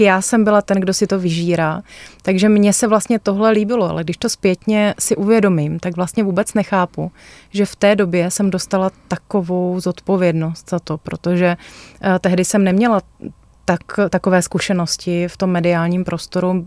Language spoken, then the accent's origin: Czech; Moravia, Czechia; jsme z Moravy